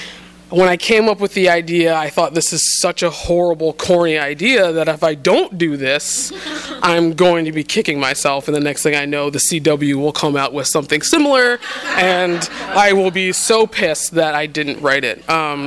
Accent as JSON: {"language": "English", "region": "New England", "country": "United States", "tie": "born or raised there", "said": "I was raised in the New England prep school set."}